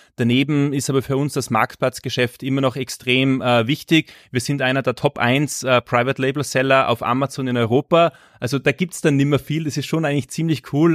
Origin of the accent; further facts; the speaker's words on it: Salzburg, Austria; also born or lived in Asia / Latin America; Ich komme aus Salzburg, das hört man, bin aus Österreich.